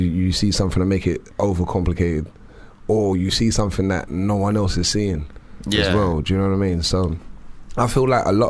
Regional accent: London, United Kingdom; I'm from South, man. I'm from like South West.

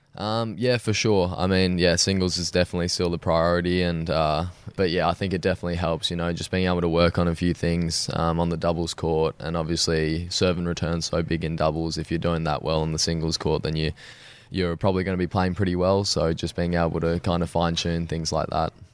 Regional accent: Sydney, New South Wales, Australia; I was born in Sydney. I've grown up there my whole life

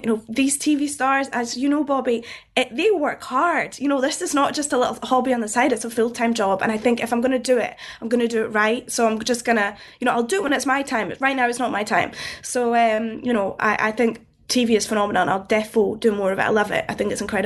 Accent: Scotland, United Kingdom; I'm Scottish

